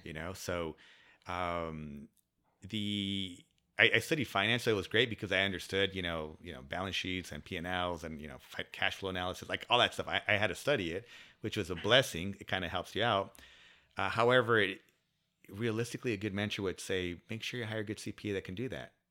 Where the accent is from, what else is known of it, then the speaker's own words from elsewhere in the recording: San Diego, California, United States; also born or lived in Coronado; born and raised in San Diego. So I'm a s, s, local San Diegan